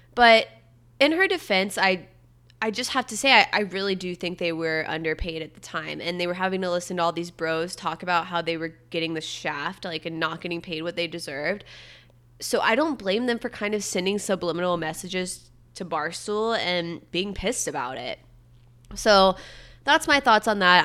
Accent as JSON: {"language": "English", "town": "Satellite Beach", "region": "Florida", "country": "United States", "said": "I'm from Satellite Beach. It's the same county as Cape Canaveral"}